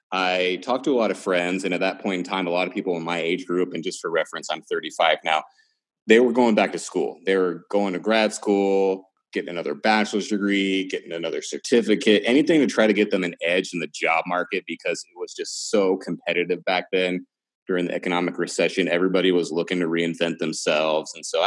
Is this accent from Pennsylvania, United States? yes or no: no; Georgia, United States; also born or lived in Washington, United States; But I was born and raised in Georgia. You couldn't tell by my accent.